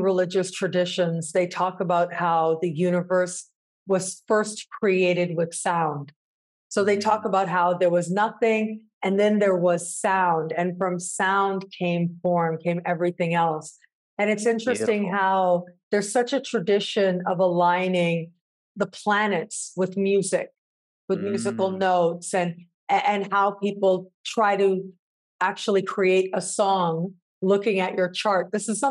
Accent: Canada; I'm viewing the world from that perspective of being Canadian, born and raised, and the values that that brings and means

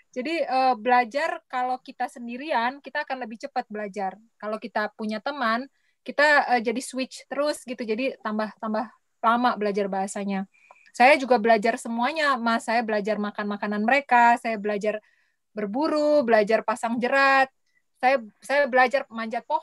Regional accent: Jakarta, Indonesia; Aku lahir besar di Jakarta, Mas.

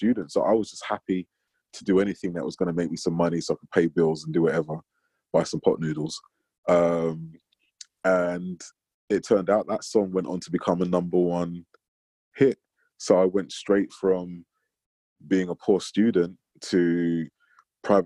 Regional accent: London, United Kingdom; I grew up in North London in the 80s

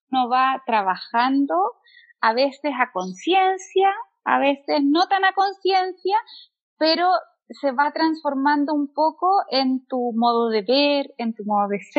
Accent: Santiago, Santiago Metropolitan Region, Chile; also born or lived in Mexico; now in Santiago, Chile; soy artista plástica y viví nueve años en México. Ahora estoy de regreso en mi tierra, acá en Santiago de Chile.

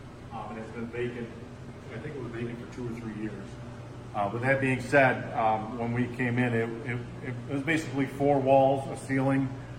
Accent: Auburn, New York, United States

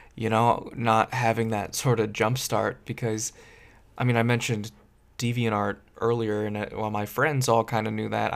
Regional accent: Silicon Valley, California, United States; I grew up in Silicon Valley area.

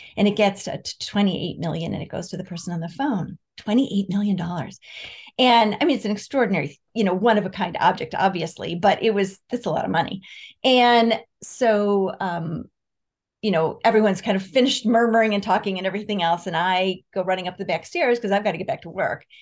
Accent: Rochester, New York, United States; I grew up in Rochester, New York

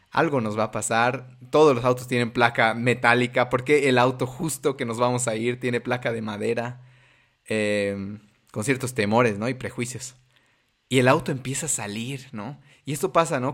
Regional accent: Bolivia; como bolivianitos asustados

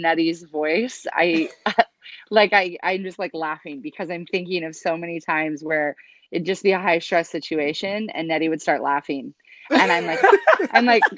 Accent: Pacific Northwest, United States; I'm originally from the Pacific Northwest

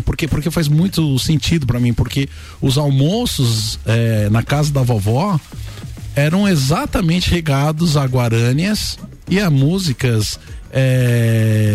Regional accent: São Paulo, Brazil; now in Lages, Brazil; nasceu e se criou em São Paulo, capital, né? Então eu sou paulistano, na cidade de São Paulo

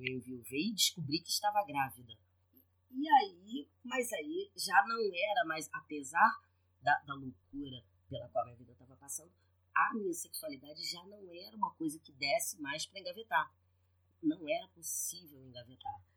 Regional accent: Rio de Janeiro, Brazil; Sou carioca

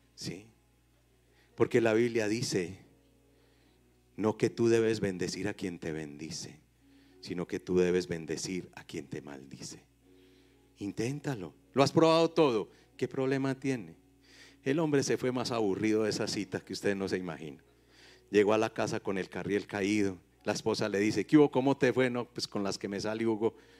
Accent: Paisa, Antioquia, Colombia; los paisas no somos regionalistas

